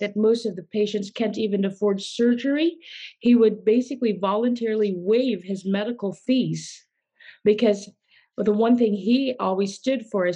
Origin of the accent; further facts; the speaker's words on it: Philippines; I was born in the Philippines, and my parents were well known in the philanthropy, humanitarian, and my father was a doctor